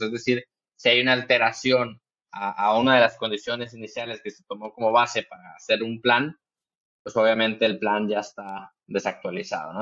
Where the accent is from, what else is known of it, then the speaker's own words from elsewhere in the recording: Monterrey, Nuevo León, Mexico; yo soy de Monterrey, Nuevo León, en México